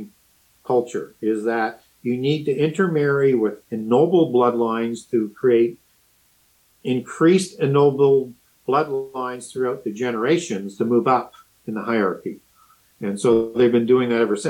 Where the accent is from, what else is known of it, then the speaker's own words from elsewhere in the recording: Canada; I'm from Canada